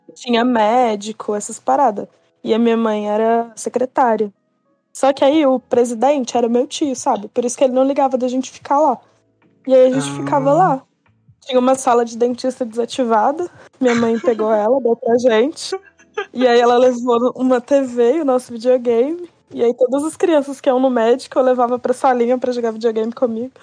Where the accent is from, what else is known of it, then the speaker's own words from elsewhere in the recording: Minas Gerais, Brazil; E eu sou de Minas